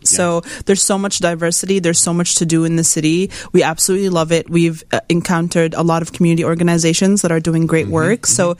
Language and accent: English; Jordan; now in Chicago, United States; I'm from Jordan.